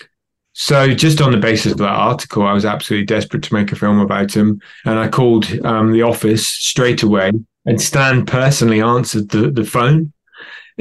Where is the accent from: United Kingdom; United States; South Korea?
United Kingdom; also born or lived in London; I'm British and I live in London.